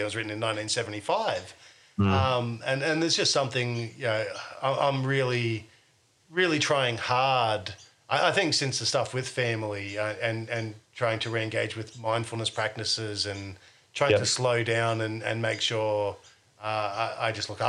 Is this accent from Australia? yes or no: yes; Australia; You know, we're all Australian.